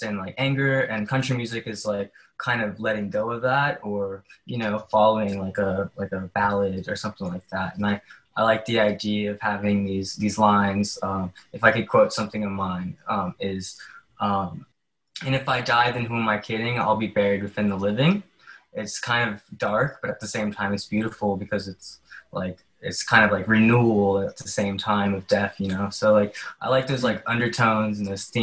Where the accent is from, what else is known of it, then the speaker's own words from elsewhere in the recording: the South, United States; now in Australia; I'm from the South and I was raised with …